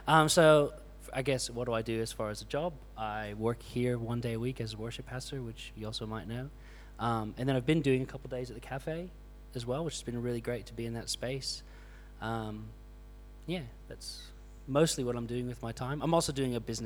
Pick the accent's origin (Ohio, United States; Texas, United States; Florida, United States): Florida, United States; moved away as an adult; now in Australia; from Florida, moved here just over 7 years ago to Australia